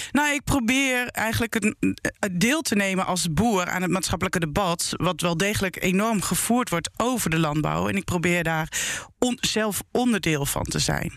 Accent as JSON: {"language": "Dutch", "town": "Emmen", "region": "Drenthe", "country": "Netherlands", "tie": "born or raised there", "said": "ik ben opgegroeid in Emmen, in de grote stad."}